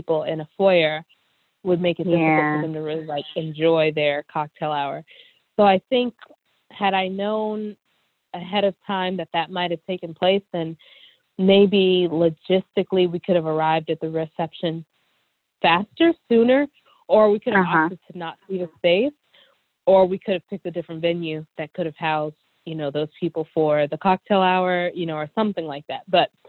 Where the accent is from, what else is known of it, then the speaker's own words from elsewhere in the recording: Nigeria; Of course, because I'm Nigerian, we wanted the wedding favors to reflect that. So my family in Nigeria handmade Ankara fans.